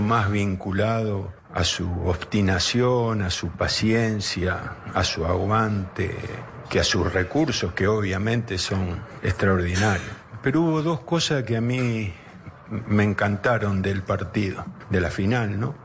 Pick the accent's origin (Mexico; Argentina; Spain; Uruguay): Argentina; Estoy orgulloso de ser argentino me gusta ser argentino